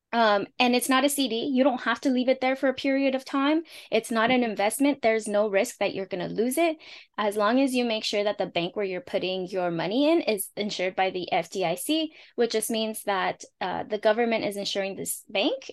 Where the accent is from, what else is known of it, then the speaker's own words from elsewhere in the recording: Los Angeles, California, United States; first language Spanish; English is a second language; I'm a first-gen daughter of Mexican Purepecha Indigenous immigrants, born and raised in Los Angeles, California